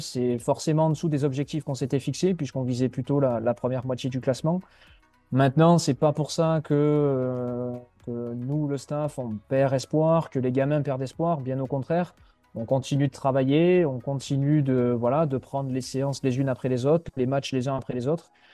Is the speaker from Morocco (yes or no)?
no; Mont-de-Marsan, Nouvelle-Aquitaine, France; moved away as an adult; also born or lived in Lyon region; now in Lyon, France; je suis originaire des Landes, euh, à Mont-de-Marsan, je suis né à Mont-de-Marsan, dans les Landes, où j'ai fait toute ma scolarité